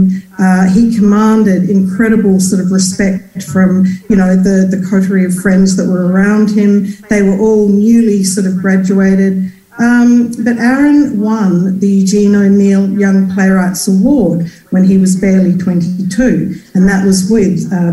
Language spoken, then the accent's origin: English; Australia; moved away; I was from Australia